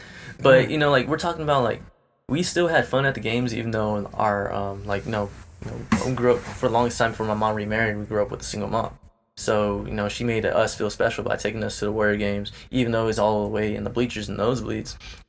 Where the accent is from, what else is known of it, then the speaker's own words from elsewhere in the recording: San Leandro, California, United States; also born or lived in Concord, California; I'm from San Leandro, even though I was born in Concord. I'm from San Leandro. This is where I grew up. This is my home. My mom and family is from East Oakland.